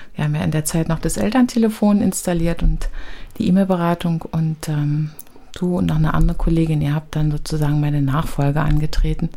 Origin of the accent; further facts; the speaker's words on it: Berlin, Germany; ich bin im Ostteil groß geworden, in Hohenschönhausen, in Alt-Hohenschönhausen